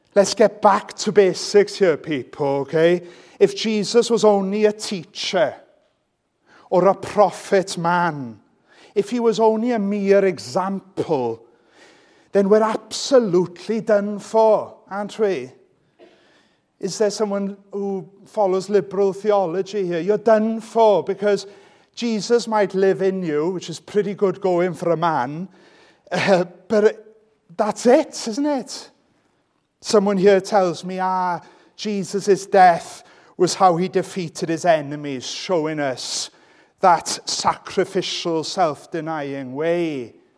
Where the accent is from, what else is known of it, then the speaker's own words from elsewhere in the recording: Welsh, Wales, United Kingdom; I'm Welsh